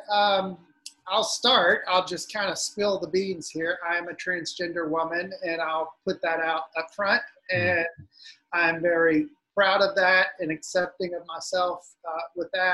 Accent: South Louisiana, United States; I grew up in South Louisiana

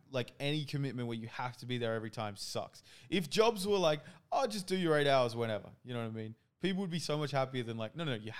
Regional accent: New South Wales, Australia; We're from New South Wales.

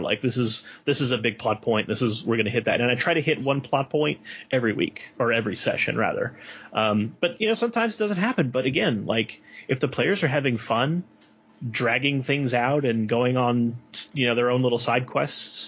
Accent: New Orleans, Louisiana, United States; I'm from New Orleans, and when Katrina hit, everyone I knew left.

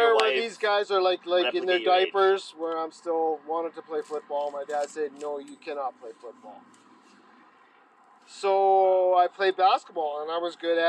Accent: Edmonton, Alberta, Canada; I grew up in Edmonton.

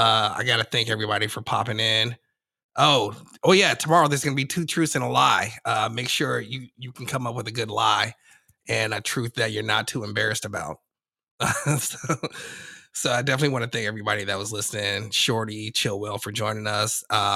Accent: the West, United States; also born or lived in New York; I was born there, but I was raised out west.

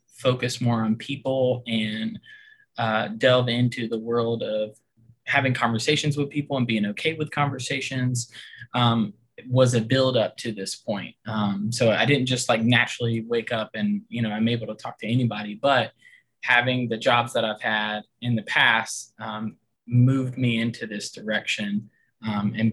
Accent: outside of Savannah, Georgia, United States; moved away as an adult; now in Richmond, United States; I'm originally from Georgia, outside of Savannah. And I moved up here when I got married.

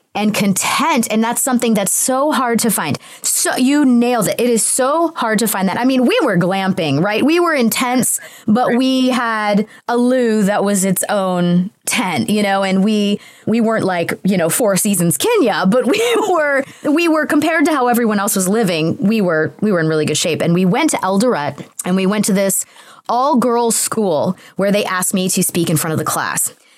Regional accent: Atlanta, Georgia, United States; moved away as an adult; also born or lived in Los Angeles; I'm from Atlanta, Georgia.

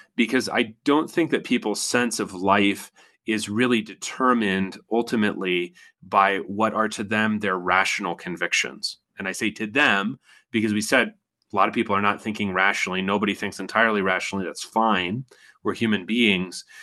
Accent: United States; I'm an American

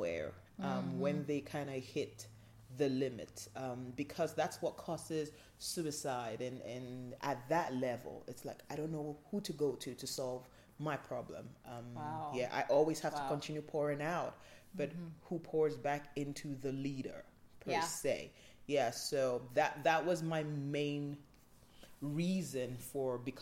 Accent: Nigeria; I'm from Nigeria

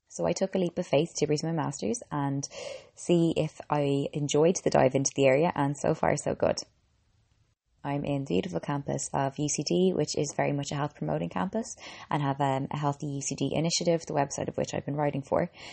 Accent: Ireland; I'm an Irish girl

